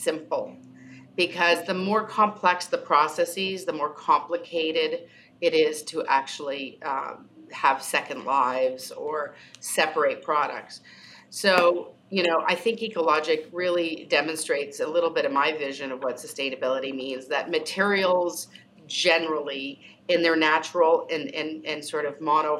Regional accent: Canada; I'm Canadian.

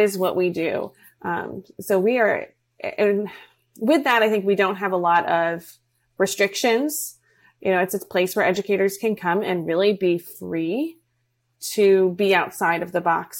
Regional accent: New York, United States; now in Florida, United States; We're originally from New York.

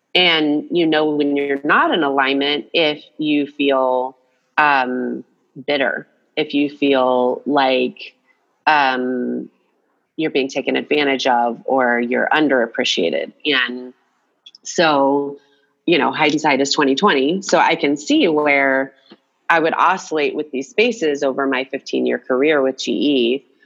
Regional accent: Atlanta, Georgia, United States; I grew up in Atlanta, Georgia.

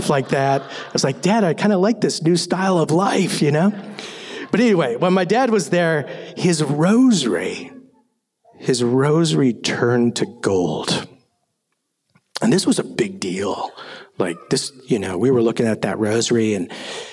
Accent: Minnesota, United States; I grew up in Minnesota

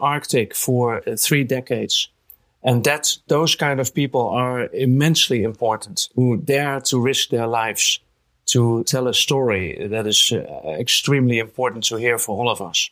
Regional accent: Netherlands; I'm from the Netherlands

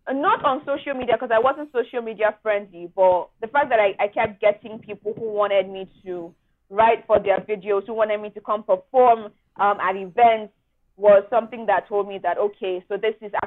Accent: Nigeria; as a Nigerian youth

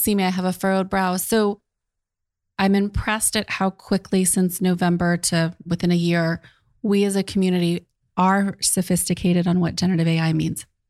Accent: United States; I'm the American.

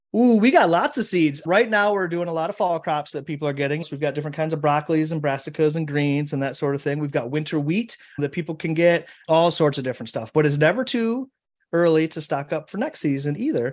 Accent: Michigan, United States; my home state of Michigan

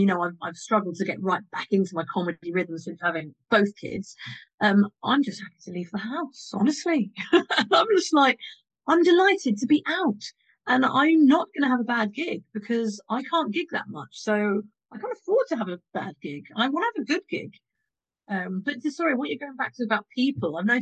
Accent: Morden, London, United Kingdom; I'm from Morden

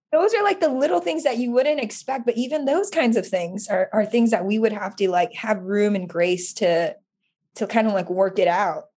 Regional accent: Oahu, Hawaii, United States; now in California, United States; I grew up in, born and raised in Oahu

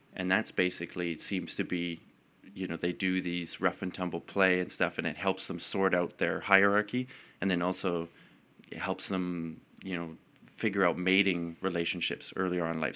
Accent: Calgary, Alberta, Canada; also born or lived in Edmonton; I was born in Edmonton, didn't live there very long, and then moved to Calgary.

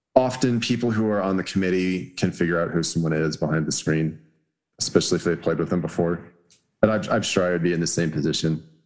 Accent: Los Alamos, New Mexico, United States; growing up in Los Alamos, I probably knew like two black people

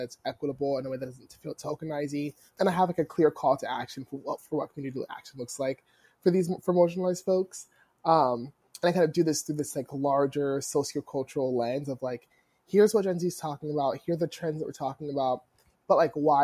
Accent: New Jersey, United States; I grew up in South Jersey

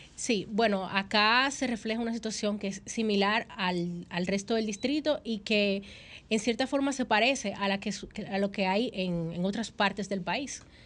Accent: Dominican Republic; como dominicana

